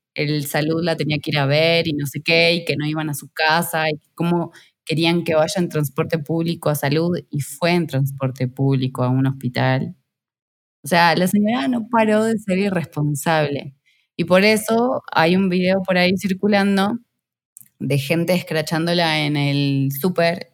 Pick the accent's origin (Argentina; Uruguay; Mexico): Argentina